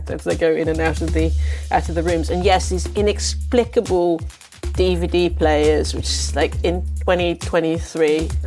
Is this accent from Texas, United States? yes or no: no; Macon, Georgia, United States; accent: Southern drawl; I'm from Macon, Georgia. I've lived here all my life.